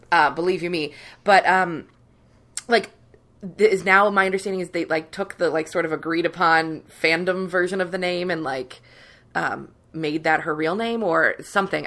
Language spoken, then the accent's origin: English; Cincinnati, Ohio, United States; growing up in Cincinnati, Weatherington, which is like beautiful mansion houses